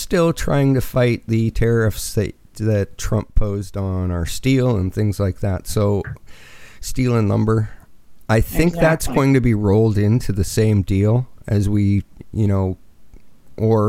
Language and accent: English; Canada